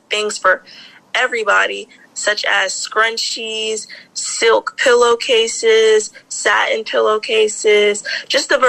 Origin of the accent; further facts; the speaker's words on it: Maryland, United States; I am from Maryland. I grew up in Maryland and I currently reside in Maryland.